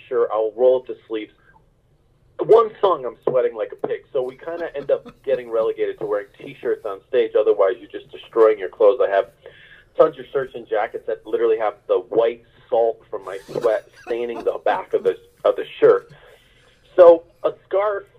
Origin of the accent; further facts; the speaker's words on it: Connecticut, United States; moved away; also born or lived in South Korea; I grew up in Connecticut